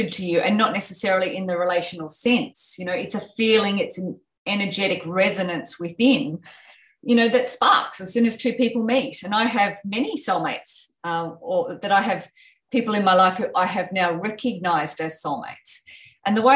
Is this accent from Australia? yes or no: yes; Australia; growing up in Australia where we have a very comfortable life